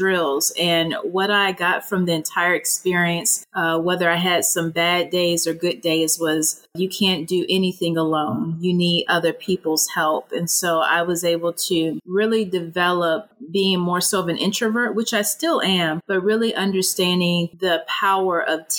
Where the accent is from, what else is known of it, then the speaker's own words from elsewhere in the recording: Augusta, Georgia, United States; moved away as an adult; I grew up in the South in Augusta, Georgia